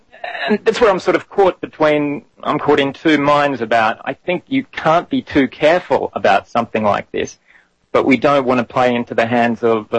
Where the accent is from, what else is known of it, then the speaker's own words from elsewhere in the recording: Australia; moved away as an adult; now in Okayama, Japan; So I'm from Australia, quite a large country geographically.